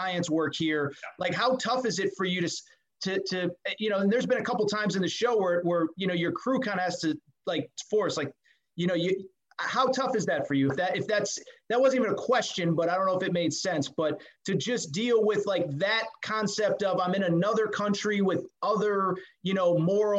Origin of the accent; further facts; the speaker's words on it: East Coast, United States; I'm from the East Coast